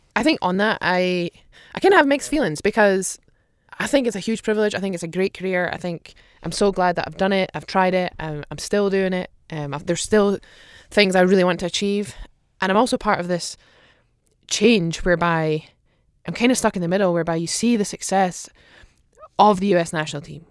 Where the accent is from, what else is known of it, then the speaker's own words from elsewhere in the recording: Aberdeen, Scotland, United Kingdom; moved away; I'm Aberdeen